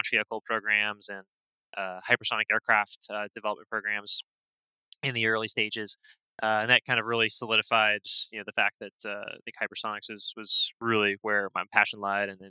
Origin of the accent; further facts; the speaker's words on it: Tampa, Florida, United States; moved away as an adult; also born or lived in Port Chester, New York / White Plains, New York / Georgia; I grew up in the Tampa Bay area, down in Florida, went to high school down there